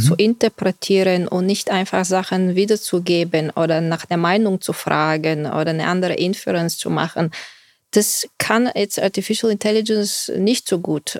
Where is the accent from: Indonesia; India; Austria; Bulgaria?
Bulgaria; moved away as an adult; also born or lived in Silicon Valley; now in Germany; ich bin Bulgarin